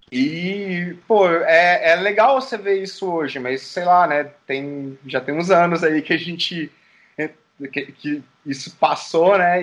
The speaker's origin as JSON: {"language": "Portuguese", "town": "Caxambu", "region": "Minas Gerais", "country": "Brazil", "said": "isso é lá em Caxambu, Minas Gerais. Terra, minha terra"}